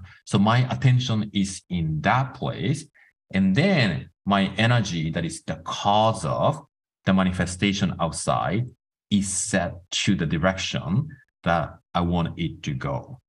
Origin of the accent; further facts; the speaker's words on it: Tokyo, Japan; So I was born in Tokyo, raised by two artists.